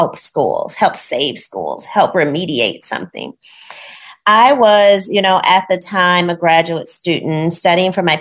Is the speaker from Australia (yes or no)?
no; Gary, Indiana, United States; growing up in Gary, Indiana, I went to schools that mostly had Black children